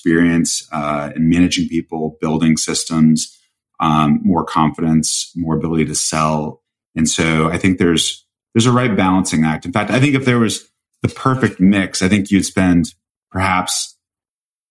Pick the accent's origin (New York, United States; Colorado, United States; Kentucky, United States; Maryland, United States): Colorado, United States; now in Greenwich, United States; I grew up in Colorado, so Vail's like my backyard